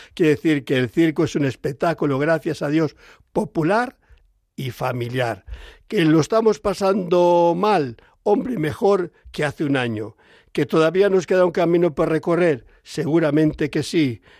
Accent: Palencia, Castile and León, Spain; yo soy del mundo rural soy de Palencia

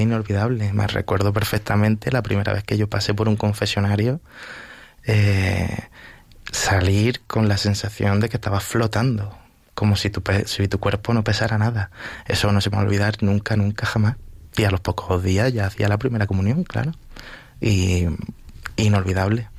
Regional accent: Vélez-Rubio, Andalusia, Spain; also born or lived in Huércal-Overa; now in Villaviciosa de Odón, Spain; Yo soy de un pueblecito pequeño de Almería que se llama Vélez Rubio

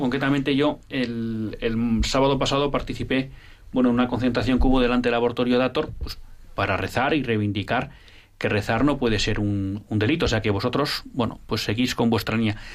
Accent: Bilbao, Basque Country, Spain; en Bilbao, mira, mi tierra

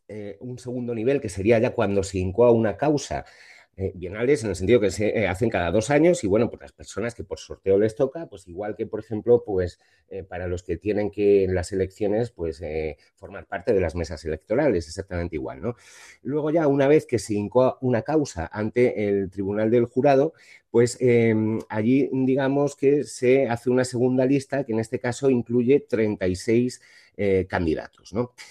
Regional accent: Spain; cómo somos los españoles

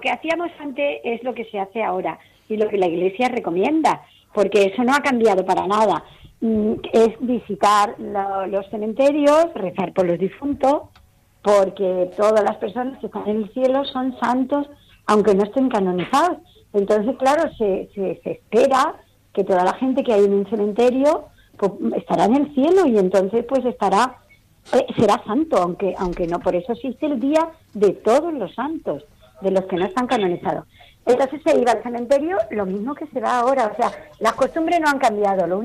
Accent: Seville, Andalusia, Spain; now in Madrid, Spain; cuando yo me vine de Sevilla a vivir aquí a, Madrid, iba al cementerio de Pozuelo

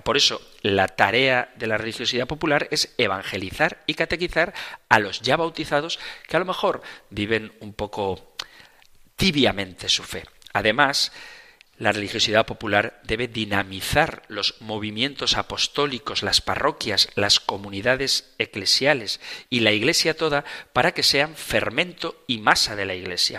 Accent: Zumárraga, Basque Country, Spain; en mi pueblo natal, en Zumárraga

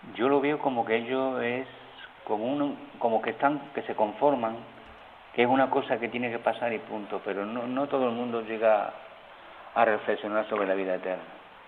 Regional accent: a village in Seville province, Andalusia, Spain; moved away as an adult; now in Canary Islands, Spain; yo me crié en un pueblo chico, en un pueblo de Sevilla, un pueblo de colonización

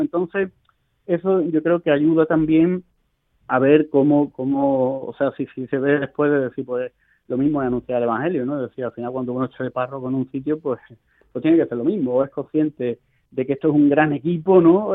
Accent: Spain; moved away as an adult; now in Rome, Italy; la mayoría somos españoles

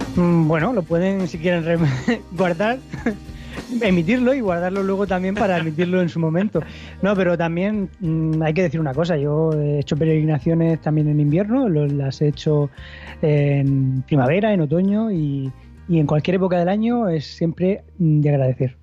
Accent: Spain; como ciudadanos eh, que somos españoles

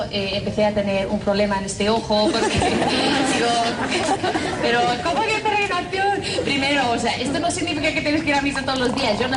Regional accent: Ireland; accent: Irish; Spanish is a second language; Y, y yo, y además yo hablo con un acento muy fuerte de, Irlanda y nadie me entiende.

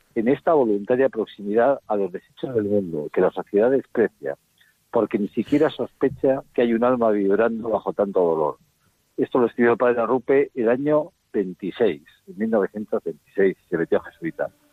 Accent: Bilbao, Basque Country, Spain; yo soy de Bilbao

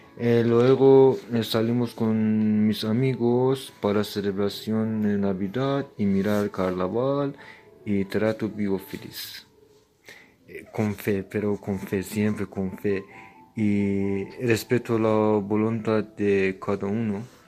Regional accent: Iran; Spanish is a second language; moved away as an adult; now in Spain; en mi país no tenemos Día de los Reyes

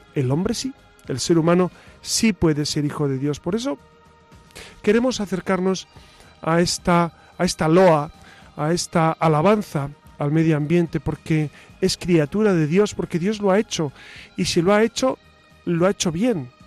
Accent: Spain; soy español

